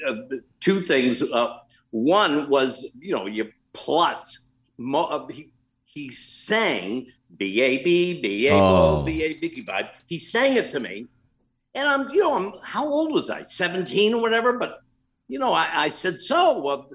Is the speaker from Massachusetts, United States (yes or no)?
yes; Lynn, Massachusetts, United States; now in Florida, United States; I grew up in Lynn and I was in junior high school